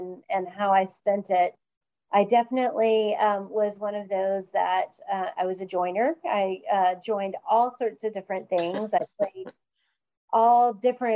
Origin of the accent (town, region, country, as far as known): West Point, Georgia, United States; born or raised there; now in Atlanta, United States